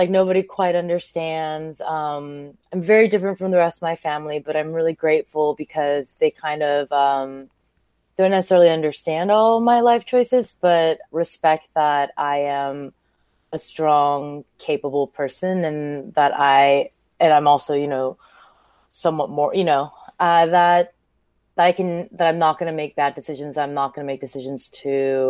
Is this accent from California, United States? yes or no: yes; California, United States; also born or lived in Seoul, South Korea; I grew up in California